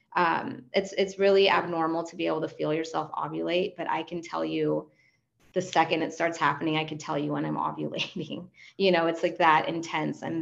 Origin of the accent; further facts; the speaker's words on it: Argentina; first language Spanish; English is a second language; also born or lived in Los Angeles; now in United States; And I'm a native Spanish speaker. I'm from Argentina originally. I'm an immigrant